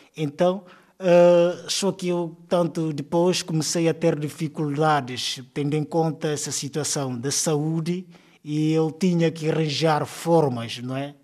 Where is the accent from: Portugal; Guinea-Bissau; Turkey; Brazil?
Guinea-Bissau; Canchungo, Cacheu; Sou natural de Guiné-Bissau, eh, região que achou concretamente o setor de Canchungo